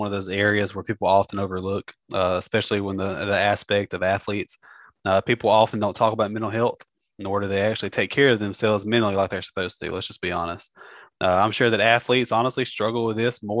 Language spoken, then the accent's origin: English; Mississippi, United States; me and Marcus are from the South. We're from Mississippi.